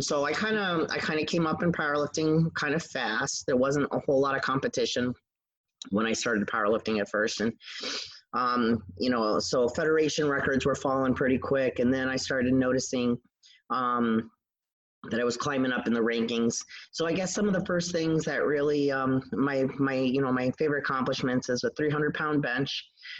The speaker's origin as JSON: {"language": "English", "region": "New York", "country": "United States", "tie": "born or raised there", "also_born_or_lived": "Idaho", "said": "My dad was military, so I was born in Idaho. I've lived all over the place, but I've been in New York since I was in third grade."}